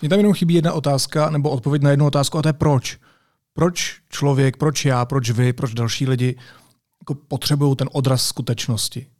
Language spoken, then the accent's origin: Czech; Czechia; my jako Češi